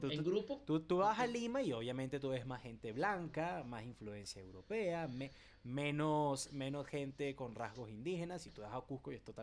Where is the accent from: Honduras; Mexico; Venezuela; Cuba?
Venezuela